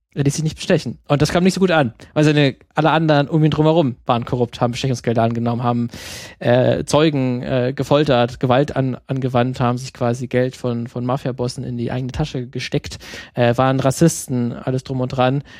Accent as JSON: {"language": "German", "country": "Germany", "said": "bei uns in Deutschland"}